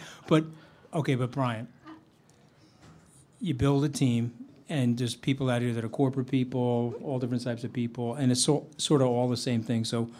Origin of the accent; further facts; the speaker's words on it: Long Island, New York, United States; I grew up in New York. I'm a baseball fan, and because I was closer to Shea Stadium, we grew up on Long Island